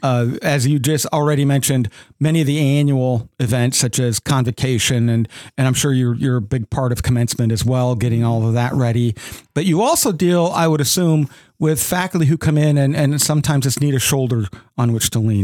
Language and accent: English; South Dakota, United States; moved away as an adult; now in Owensboro, United States; I grew up in South Dakota